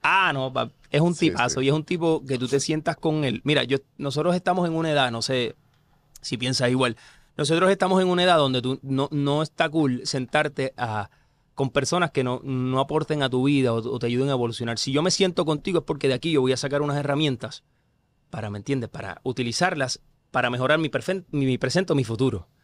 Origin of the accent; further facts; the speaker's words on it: Corozal, Puerto Rico; yo soy del pueblo de Corozal, yo soy corozaleño